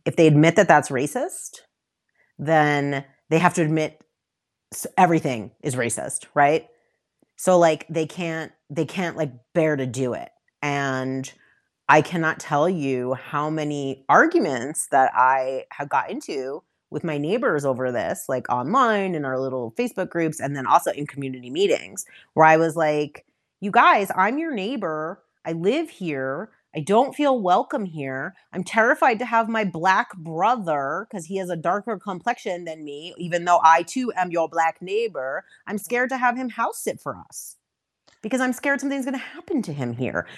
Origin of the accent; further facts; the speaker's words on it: Westchester County, outside New York City, United States; moved away as an adult; now in Denver, United States; I'm originally, I grew up outside New York City, um, and in Westchester County